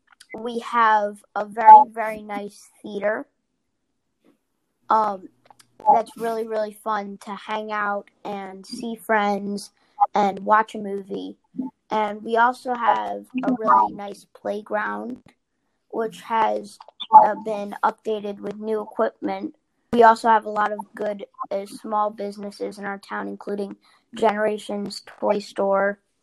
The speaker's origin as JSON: {"language": "English", "area": "Philadelphia suburbs", "region": "Pennsylvania", "country": "United States", "said": "I'm from Philly suburbs"}